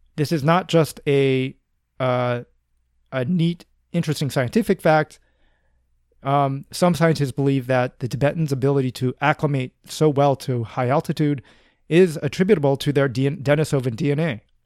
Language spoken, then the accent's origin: English; United States; accent: American; my accent, which I think is, uh, probably American